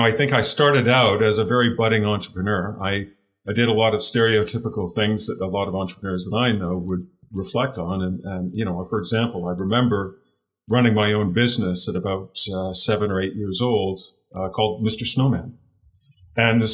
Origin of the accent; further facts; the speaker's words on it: Canada; also born or lived in United Kingdom / Hamilton, Ontario / Ottawa, Ontario; now in Western Canada, Canada; I was born in the UK, came to Canada when I was fairly young. I grew up in Canada.